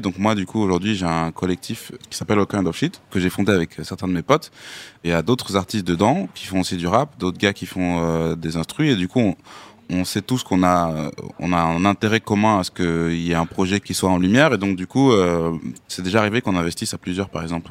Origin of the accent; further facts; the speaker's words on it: Amiens, Hauts-de-France, France; j'habite à Amiens. c'est, ça ma, région d'origine, donc c'est la Somme, le Nord maintenant, parce qu'il y a eu une fusion